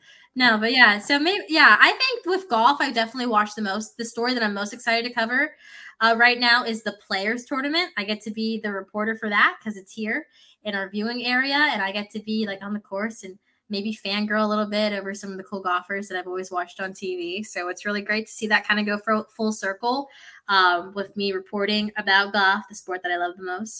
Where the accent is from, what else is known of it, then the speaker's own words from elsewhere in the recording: Philippines; I'm also Filipino, so like everyone in the Philippines can sing, but we also, every Filipino tends to have a karaoke machine.